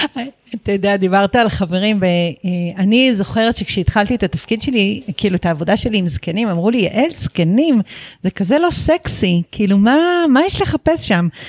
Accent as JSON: {"language": "Hebrew", "town": "Netzer Sereni", "region": "Central District", "country": "Israel", "tie": "born or raised there", "said": "ששנינו נולדנו בקיבוץ, באותו קיבוץ"}